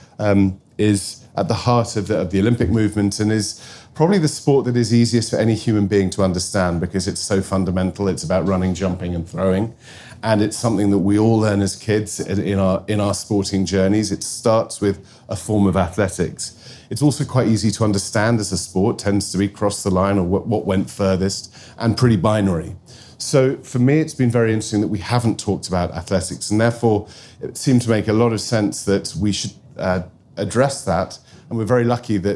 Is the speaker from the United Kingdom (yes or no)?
yes; Wales, United Kingdom; I say that as a Welshman